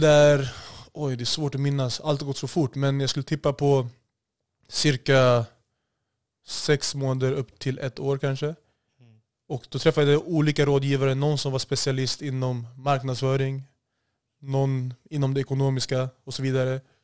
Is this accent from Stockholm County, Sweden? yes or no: yes; Solna, Stockholm County, Sweden; Jag är född och uppvuxen i Solna, Bergshamra och eh, senare ungdom Haga Norr och Hagalund